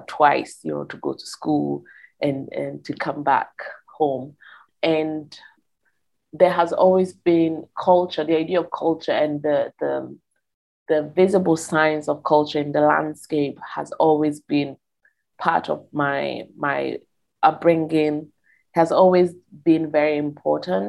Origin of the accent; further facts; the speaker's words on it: Verona, Veneto, Italy; I grew up in Italy, in northern Italy, northeast, in a city called Verona